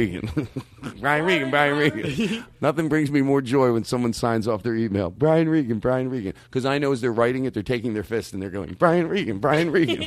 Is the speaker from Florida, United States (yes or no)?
no; Philadelphia, Pennsylvania, United States; I'm from Philadelphia